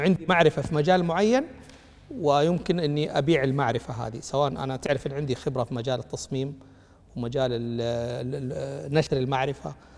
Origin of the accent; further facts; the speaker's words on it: Mecca, Makkah Province, Saudi Arabia; انا مولود في مكه يعني تمام مدينه رواد الاعمال